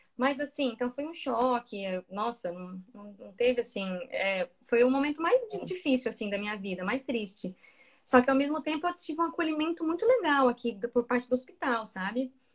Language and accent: Portuguese; Mato Grosso, Brazil; moved away as an adult; now in Dublin, Ireland; como eu sou de Mato Grosso